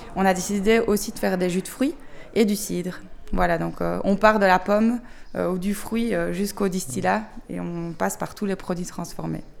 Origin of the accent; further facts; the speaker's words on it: Belgium; on vient de Belgique